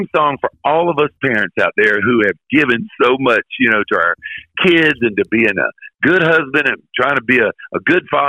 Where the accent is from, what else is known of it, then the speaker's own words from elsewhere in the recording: Florida, United States; moved away; when I moved back to Florida, my home state